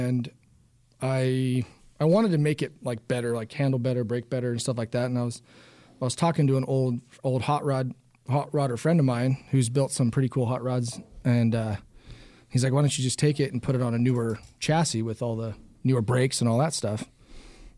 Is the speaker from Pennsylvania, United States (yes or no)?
no; California, United States; I grew up in the town I live in now